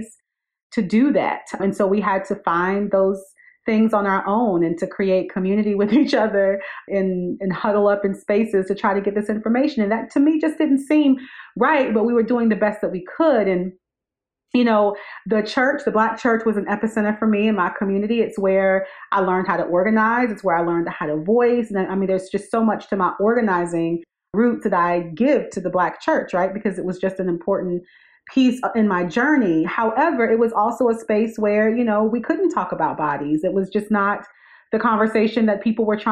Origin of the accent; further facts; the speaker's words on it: Wingate, North Carolina, United States; my hometown of Wingate, North Carolina, which is in rural North Carolina.